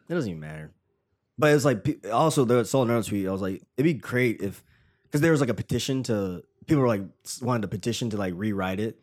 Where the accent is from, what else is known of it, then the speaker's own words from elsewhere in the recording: Tennessee, United States; now in New York, United States; random dude from Tennessee